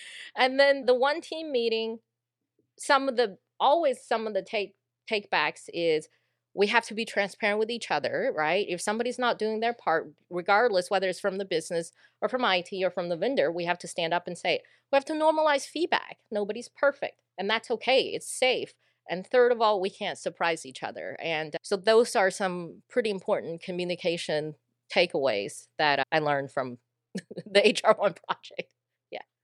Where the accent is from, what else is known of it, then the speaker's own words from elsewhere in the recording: Sugar Land, Texas, United States; accent: a little bit of Texas accent; I moved here when I was 10 into a little town called Sugarland, Texas and uh, I never left